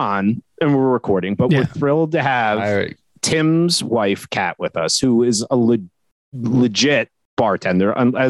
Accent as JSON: {"language": "English", "region": "just outside New York City", "country": "United States", "tie": "born or raised there", "said": "I grew up just outside New York City"}